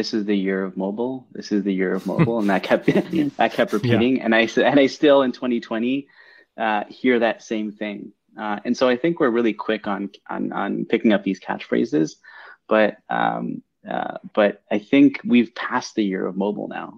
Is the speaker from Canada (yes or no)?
yes; Mississauga, Ontario, Canada; also born or lived in Toronto; born and raised in Toronto, grew up in Mississauga